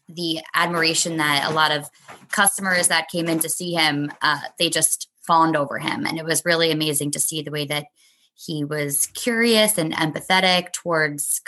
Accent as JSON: {"language": "English", "town": "New York City", "region": "New York", "country": "United States", "tie": "born or raised there", "said": "growing up in Brooklyn, Manhattan's our backyard."}